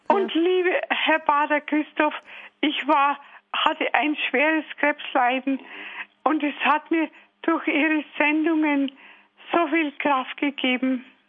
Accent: Traunfeld, Bavaria, Germany; now in Erlangen, Germany; Ich bin aus Traunfeld, Diözese Eichstätt.

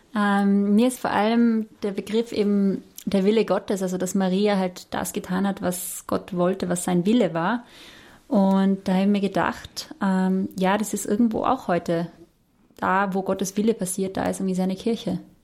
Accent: Austria; als Österreicherin

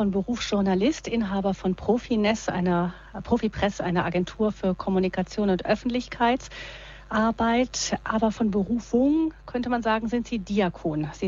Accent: Rhineland, Germany; ja, ich bin ja auch aus dem Rheinland. Ich ja. kann es ja nicht ganz verleugnen.

